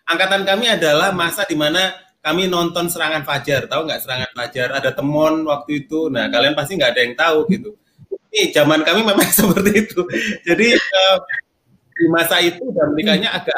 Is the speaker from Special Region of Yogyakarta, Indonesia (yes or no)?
no; Malang, East Java, Indonesia; now in Jakarta, Indonesia; aku dari Malang, jadi perkantas di Jawa Timur, terus kemudian dari Brawijaya datang sendirian ke Jakarta